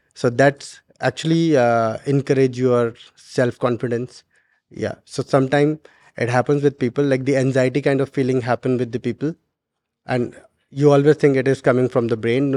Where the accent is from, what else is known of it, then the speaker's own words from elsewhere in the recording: Uttarakhand, India; now in Dubai, United Arab Emirates; I'm from Uttarakhand